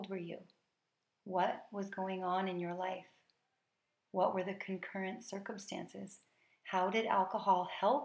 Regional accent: United States; I am an American coming from a tradition that emphasizes gratitude on this day

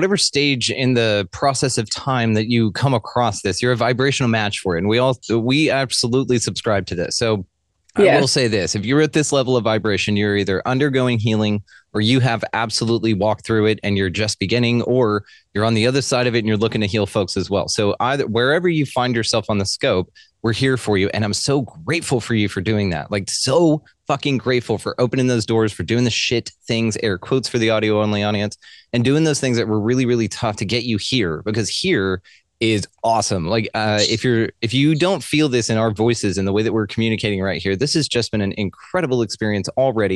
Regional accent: the South, United States; my Southern ears

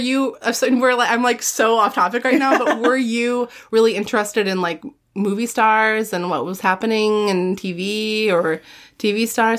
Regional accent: Midwest, United States; growing up in the Midwest

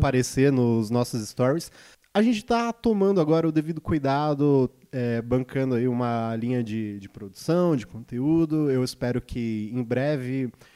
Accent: Ribeirão Pires, São Paulo, Brazil; eu nasci em Ribeirão Pires, uma cidade.

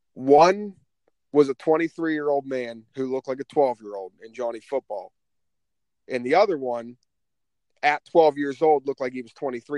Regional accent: Pittsburgh, Pennsylvania, United States; we're from Pittsburgh, Yinzer Nation.

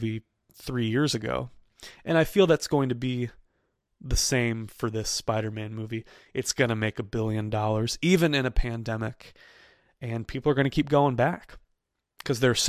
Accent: Chesterfield, Missouri, United States; my hometown of Chesterfield, Missouri

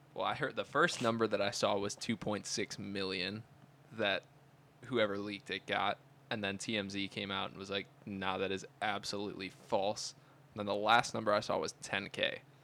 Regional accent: Cleveland, Ohio, United States; moved away as an adult; now in New York, United States; I'm from Cleveland

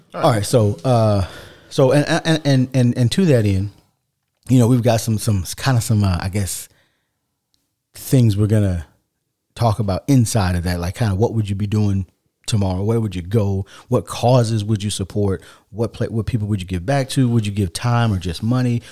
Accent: United States; as an American

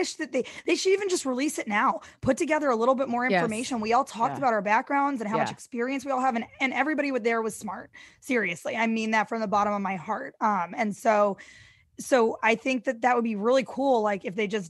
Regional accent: St. Louis, Missouri, United States; now in New York, United States; I grew up in St. Louis, Missouri

